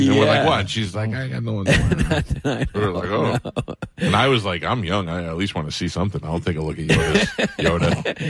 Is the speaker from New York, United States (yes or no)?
yes; Staten Island, New York, United States; In Staten Island.